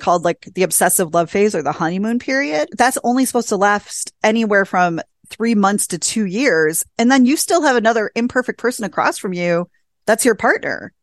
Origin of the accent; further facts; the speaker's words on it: small town Wisconsin, United States; I met my husband in my hometown of five thousand people in small town Wisconsin at a bowling alley.